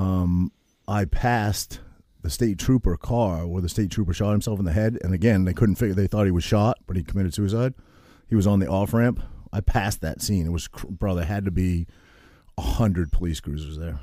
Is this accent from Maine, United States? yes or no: yes; Maine, United States; I grew up in Maine